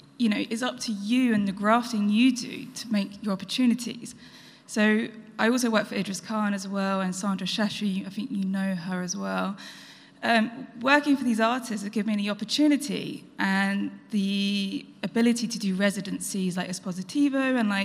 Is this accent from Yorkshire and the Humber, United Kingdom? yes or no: no; Essex, East of England, United Kingdom; And I'm actually from Essex. I didn't have a wealthy background.